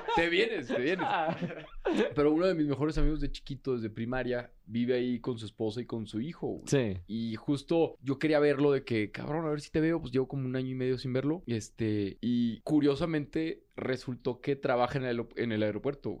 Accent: Torreón, Coahuila, Mexico; yo soy del desierto, yo soy de Torreón

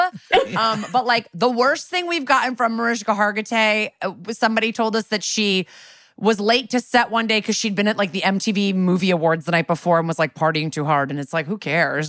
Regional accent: Connecticut, United States; also born or lived in New York; now in Los Angeles, United States; I was born in New York and raised in Connecticut right outside, but I lived there for eleven years before I moved to L

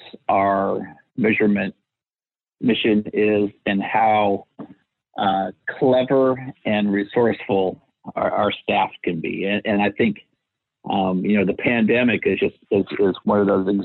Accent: Seattle, Ellensburg, Washington, United States; I was born in Seattle, Washington. And when I was just about to enter middle school, my parents decided to move 100 miles east of there to Ellensburg, Washington

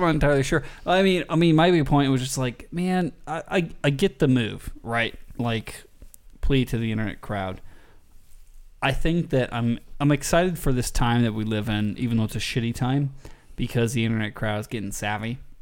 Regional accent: Las Vegas, Nevada, United States; I grew up in Vegas and there's a lot of them

